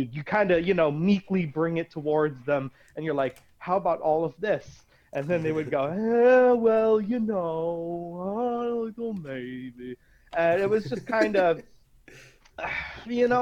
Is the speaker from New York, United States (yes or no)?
no; Scranton, Pennsylvania, United States; I am from Scranton, Pennsylvania